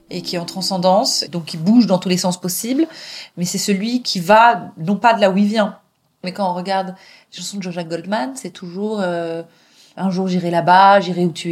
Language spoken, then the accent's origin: French; England, United Kingdom; parle ni yiddish ni hébreu convenablement, et j'ai grandi en Angleterre euh, à moitié, et c'est plein d'autres parcours qui sont passés par là